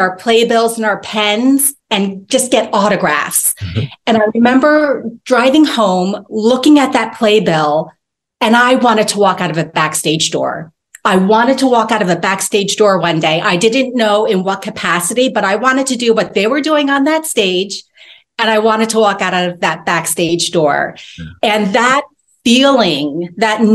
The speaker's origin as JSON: {"language": "English", "region": "New Jersey", "country": "United States", "tie": "born or raised there", "said": "I'm born and raised in New Jersey"}